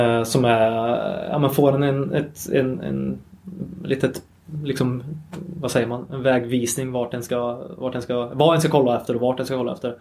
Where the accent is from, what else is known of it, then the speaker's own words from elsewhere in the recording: Sunne, Värmland, Sweden; jag är ju en Värmlandspöjk om inte det har hörts mm. sen mm. innan. Eh, uppvuxen i, i Sunne, mitt i mörka skogen i Värmland.